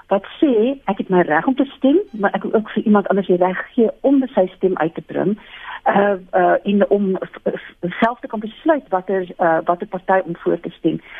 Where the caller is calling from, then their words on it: Montana, Gauteng, South Africa; Ek is hier van Montana in Sinnewil